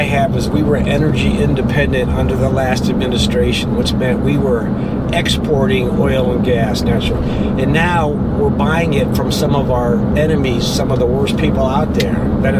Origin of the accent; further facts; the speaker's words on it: Canton, Ohio, United States; moved away; I'm from Canton, Ohio.